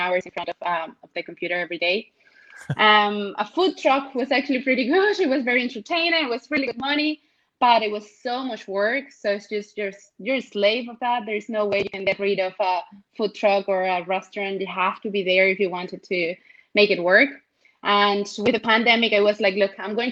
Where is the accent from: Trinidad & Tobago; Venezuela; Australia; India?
Venezuela; moved away as an adult; now in Ireland; I'm actually from Venezuela. I was born in Venezuela and I have been living in Ireland for the last decade